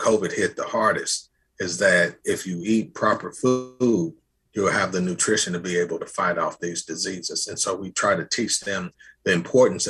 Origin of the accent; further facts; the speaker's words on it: Indianapolis, Indiana, United States; I'm from Indianapolis